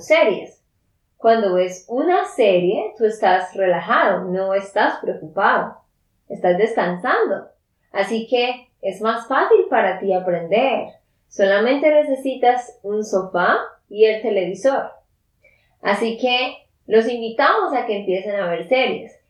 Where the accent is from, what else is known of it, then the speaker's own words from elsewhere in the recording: Santander, Colombia; de Santander, Colombia